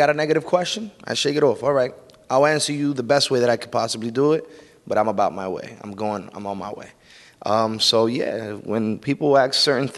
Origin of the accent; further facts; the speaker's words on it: Elizabeth, New Jersey, United States; I'm from Elizabeth, New Jersey. So, you know, you live in an urban area. You're used to growing up with, you know, around violence